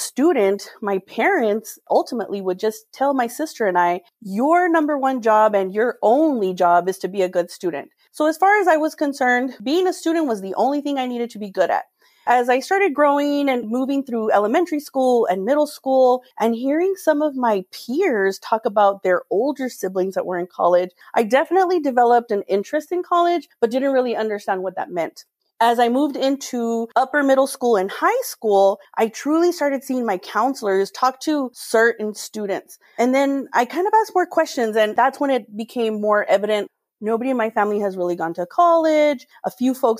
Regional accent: Edinburg, Texas, United States; moved away as an adult; now in El Paso, United States; I am a native of Edinburgh, Texas. It's a small town on the border of Texas with Reynosa and Matamoros, Mexico

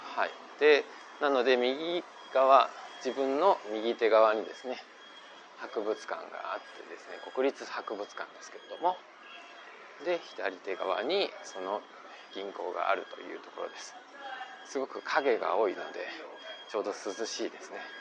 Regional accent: Osaka, Japan; moved away as an adult; now in Taiwan; 自分自身が大阪出身大阪育ちのものなので

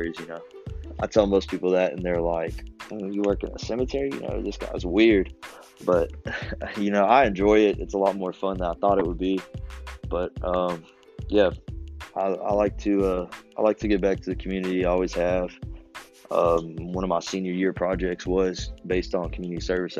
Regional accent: Lexington, Kentucky, United States; also born or lived in Danville, Kentucky; I'm from Lexington, Kentucky originally. Been there all my life.

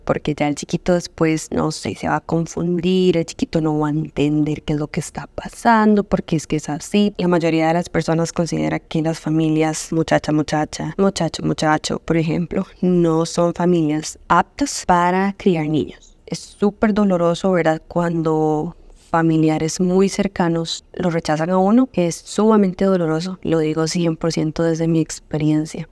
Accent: Golfito, Puntarenas, Costa Rica; now in Greater Metropolitan Area, Costa Rica; Yo soy de Golfito, una zona sumamente rural en comparación al GAM

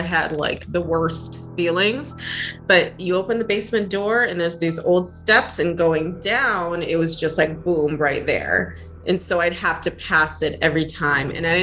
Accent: New England, United States; moved away; I grew up in New England

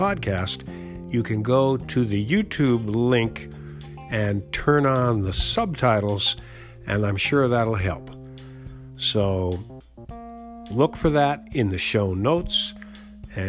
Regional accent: United States; accent: American; that's my American accent

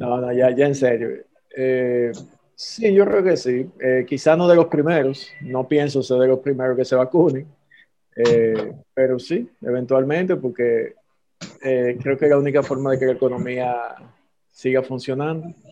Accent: Dominican Republic; somos dominicanos

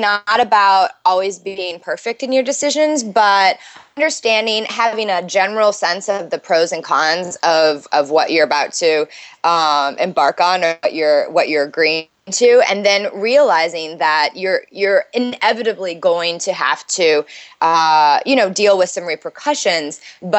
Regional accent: Midwest, United States; now in New York City, United States; So I live in New York City. I'm originally from the Midwest, but I've lived in New York since college.

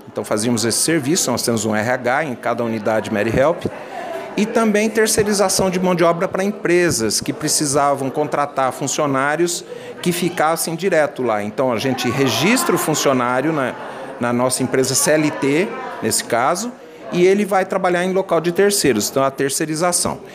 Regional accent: São José do Rio Preto, São Paulo, Brazil; Eu venho do interior de São José do Rio Preto

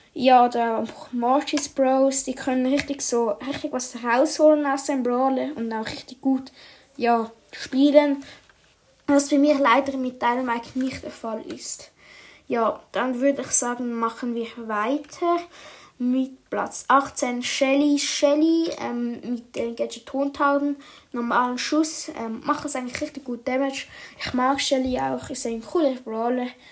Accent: Switzerland; ich komme ja aus der Schweiz

